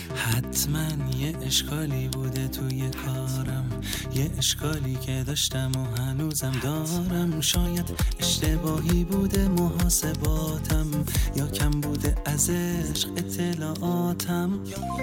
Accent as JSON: {"language": "Persian", "country": "Iran"}